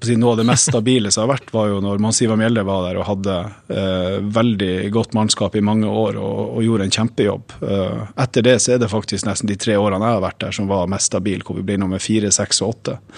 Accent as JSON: {"language": "Norwegian", "region": "Northern Norway", "country": "Norway", "said": "Jeg er jo nordlending òg"}